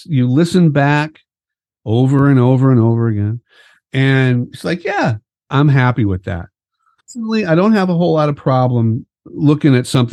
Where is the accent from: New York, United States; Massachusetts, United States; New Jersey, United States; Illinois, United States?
Illinois, United States; Chicago; growing up as a musician in Chicago